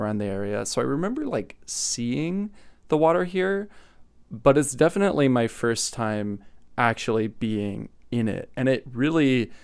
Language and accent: English; Los Angeles, California, United States; I am from Los Angeles